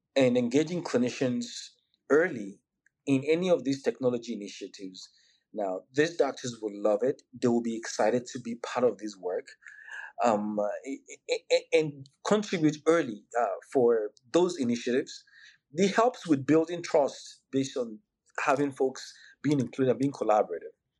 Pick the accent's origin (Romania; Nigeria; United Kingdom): Nigeria; moved away as an adult; also born or lived in Georgia, United States; now in United States; I'm Nigerian. I'm both born, raised, still a Nigerian